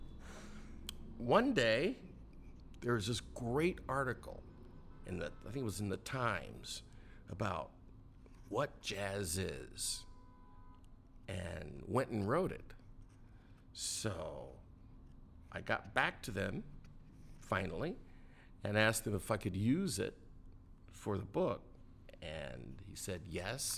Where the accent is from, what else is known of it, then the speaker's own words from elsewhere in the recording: San Diego, California, United States; also born or lived in Olympia, Washington; now in New York, United States; I was born in the state of Washington, Olympia, Washington, and raised in San Diego